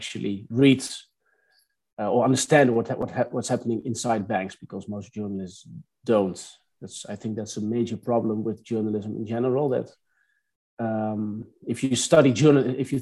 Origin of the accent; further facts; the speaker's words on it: Netherlands; also born or lived in Amsterdam, Netherlands; I was born in the Netherlands, a small village. Then I moved to Amsterdam for my education.